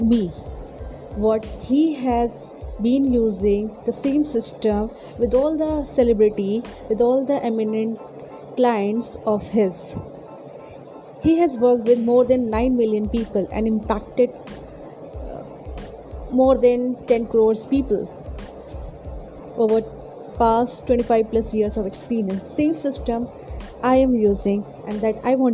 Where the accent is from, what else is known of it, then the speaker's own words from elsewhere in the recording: India; also born or lived in Lucknow, Uttar Pradesh; I'm from India. I live in Lucknow.